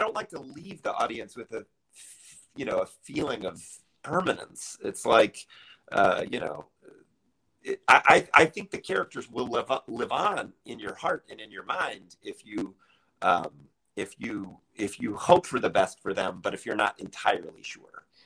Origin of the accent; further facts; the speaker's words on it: Charlotte, North Carolina, United States; moved away as an adult; now in Chicago, United States; I grew up in Charlotte, North Carolina